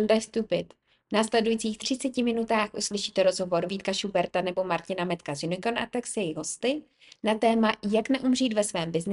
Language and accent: English; Prague, Czechia; English is a second language; Um, I'm 22 years old. I'm currently a senior at uh, William Woods University, and I'm um, from here. I'm from Pra